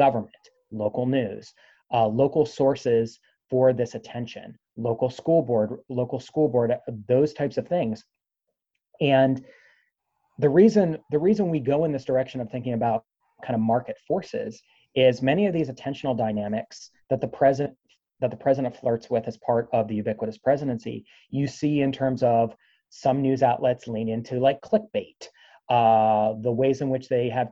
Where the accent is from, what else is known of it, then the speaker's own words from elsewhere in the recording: Pennsylvania, United States; I'm originally from Pennsylvania, but spent quite a bit of time in the Northeast as a kid on the beach